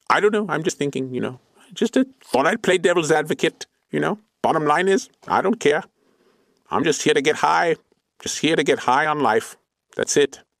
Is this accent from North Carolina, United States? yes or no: no; Clovis, California, United States; I grew up on Tatooine, which is basically very similar to my master's Clovis, California, which is basically a glorified suburb of Fresno.